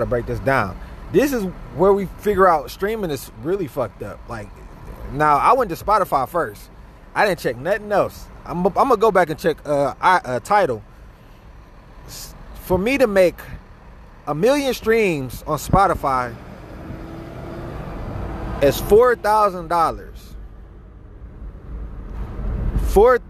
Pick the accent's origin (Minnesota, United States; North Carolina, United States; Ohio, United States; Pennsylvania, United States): Ohio, United States; Cleveland; I'm from Cleveland, Ohio